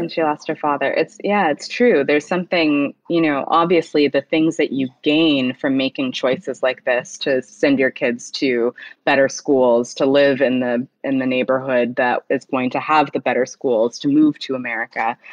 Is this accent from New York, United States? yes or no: no; Huntsville, Alabama, United States; I grew up quite similarly to Gifty in the Pentecostal church um, in Alabama